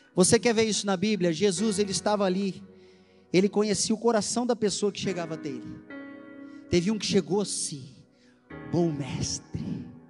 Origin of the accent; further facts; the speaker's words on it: Brazil; como um bom brasileiro assiste, que assiste novela da Globo